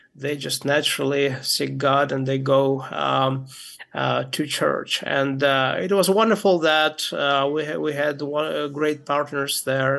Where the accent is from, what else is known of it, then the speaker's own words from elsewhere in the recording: Moldova; my uh, grandparents moved to from Ukraine uh, to Moldova, where I was born